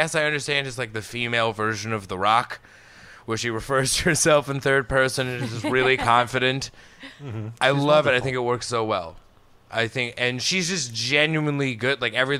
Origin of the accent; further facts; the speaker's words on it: Colorado, United States; I'm from Colorado